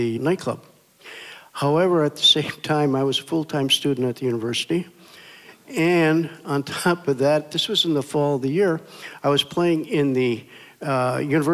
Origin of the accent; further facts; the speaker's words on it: Minneapolis, Minnesota, United States; I'm from Minneapolis, North Minneapolis, and grew up there